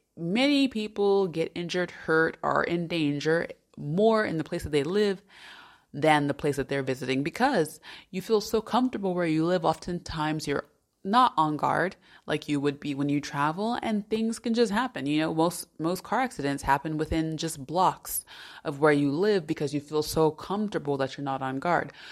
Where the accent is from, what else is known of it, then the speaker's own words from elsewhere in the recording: United States; moved away as an adult; also born or lived in Salamanca, Spain; now in Switzerland; As an American